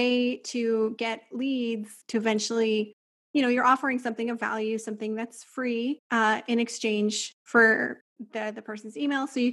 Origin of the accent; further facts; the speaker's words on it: Ontario, Canada; moved away as an adult; also born or lived in São Paulo, Brazil; now in Switzerland; I come from Ontario, which is a very flat area, a lot of farmlands and stuff.